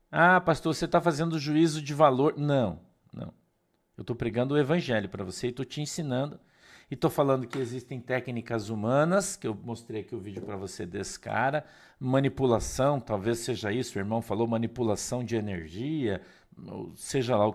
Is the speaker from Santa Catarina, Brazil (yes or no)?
no; Curitiba, Paraná, Brazil; Não, Glazer, a gente é de Curitiba.